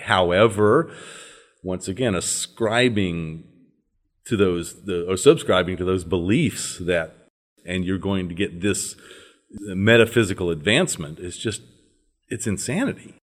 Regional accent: northern Louisiana, United States; I was brought up in the Episcopal Church, uh, in the deep south of this country

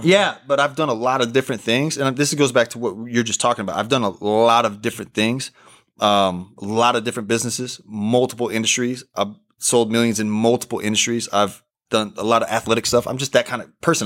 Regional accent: Oklahoma, United States; moved away as an adult; also born or lived in Portugal / Arizona; I'm from Oklahoma

